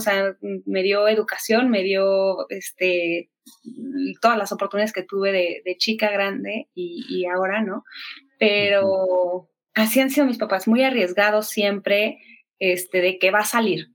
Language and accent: Spanish; Mexico City, Mexico; Soy de Ciudad de México